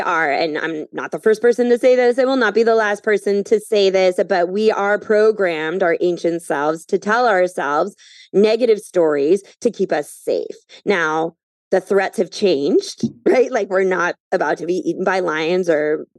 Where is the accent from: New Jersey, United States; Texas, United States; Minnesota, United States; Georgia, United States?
Minnesota, United States; moved away as an adult; also born or lived in Phoenix, Arizona; now in New York City, United States; I grew up in Minnesota